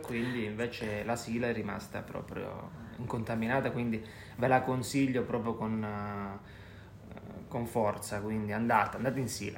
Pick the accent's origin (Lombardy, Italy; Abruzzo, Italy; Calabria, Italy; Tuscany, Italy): Calabria, Italy; un odore che mi ricorda la mia terra è sicuramente quello del mare.